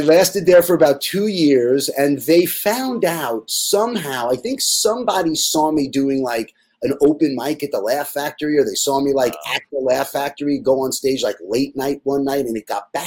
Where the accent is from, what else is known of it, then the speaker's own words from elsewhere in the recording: Jericho, New York, United States; I was from Jericho on Long Island